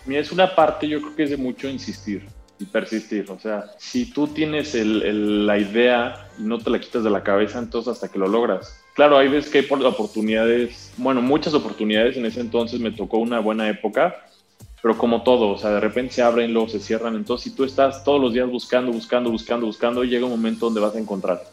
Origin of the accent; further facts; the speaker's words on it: León, Guanajuato, Mexico; moved away as an adult; also born or lived in Guadalajara; yo soy nacido en León, Guanajuato, yo nací el 8 de octubre del 93.